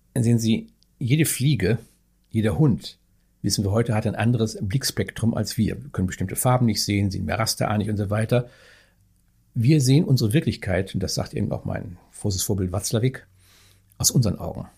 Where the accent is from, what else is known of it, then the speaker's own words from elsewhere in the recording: North Rhine-Westphalia, Germany; moved away as an adult; also born or lived in Bavaria / Niederalteich; now in Berlin, Germany; Herkommen tue ich aus dem etwas, ich muss sagen, ja nicht sagen Ostwestfalen